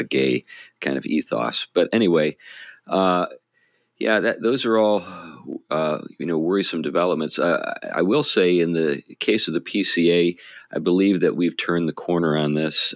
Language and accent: English; New England, United States; we're from New England